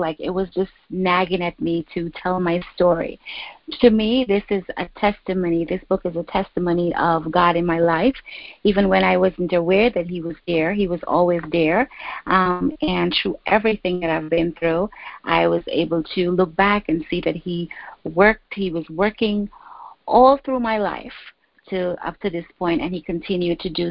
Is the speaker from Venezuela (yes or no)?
no; Guyana; moved away as an adult; now in New York City, United States; born and raised in Guyana, South America, but I've been in the United States since I was 18